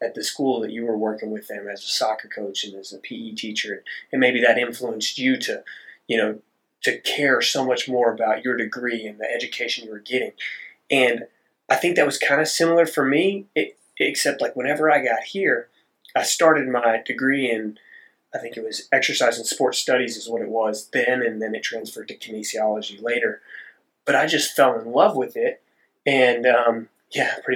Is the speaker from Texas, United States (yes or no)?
yes; Dripping Springs, Texas, United States; I'm from Southwest Austin, a small town called Dripping Springs, which also isn't small anymore